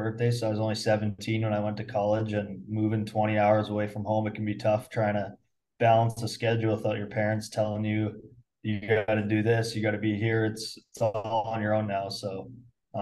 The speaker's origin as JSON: {"language": "English", "town": "Muenster", "region": "Saskatchewan", "country": "Canada", "tie": "born or raised there", "said": "I grew up in Munster. It's a town of like 450 people."}